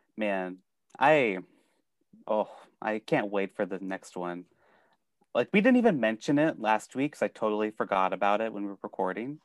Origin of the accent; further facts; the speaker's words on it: Sioux City, Iowa, United States; I'm from Sioux City, Iowa